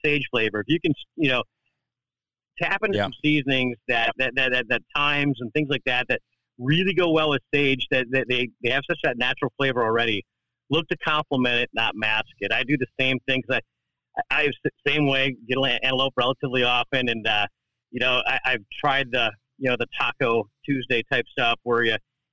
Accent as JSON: {"language": "English", "region": "Wisconsin", "country": "United States", "said": "I'm from Wisconsin"}